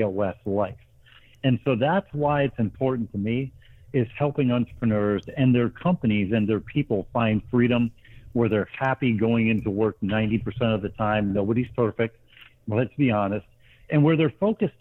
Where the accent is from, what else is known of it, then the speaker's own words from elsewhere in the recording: Grand Rapids, Michigan, United States; also born or lived in Middle East / South Asia / Lake Martin, Alabama; now in Atlanta, United States; I grew up in Grand Rapids, Michigan, in an entrepreneurial family